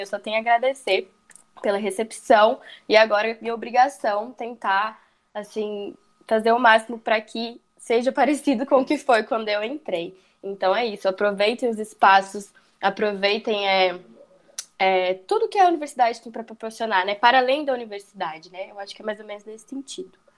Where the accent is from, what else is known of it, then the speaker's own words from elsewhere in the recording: São José dos Campos, São Paulo, Brazil; now in Goiás, Brazil; Eu sou do interior paulista, bem longe aí da, da universidade. Sou de São José dos Campos, São Paulo.